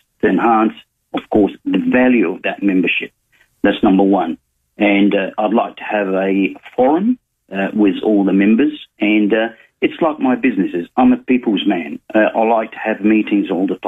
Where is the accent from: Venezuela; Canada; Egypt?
Egypt; also born or lived in South Australia; now in Adelaide, Australia; I come from Egypt. I came to Australia in the 70s.